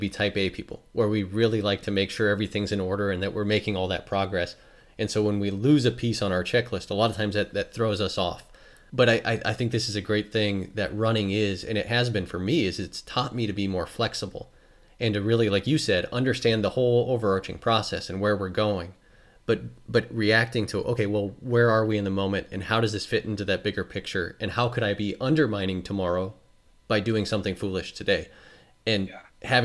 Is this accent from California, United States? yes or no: no; Idaho, United States; I'm from Idaho